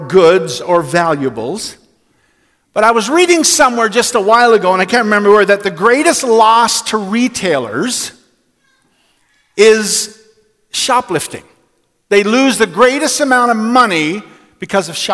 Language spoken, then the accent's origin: English; Newfoundland and Labrador, Canada; When I was 6 or 7 years old, we moved to Labrador City from Newfoundland, and in our family where I grew up